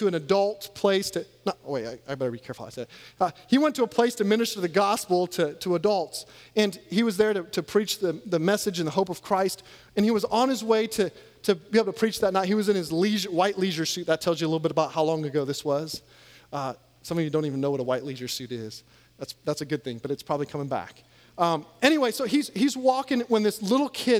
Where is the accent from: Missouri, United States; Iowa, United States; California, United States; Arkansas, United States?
Iowa, United States; moved away; also born or lived in Louisiana; I grew up in Iowa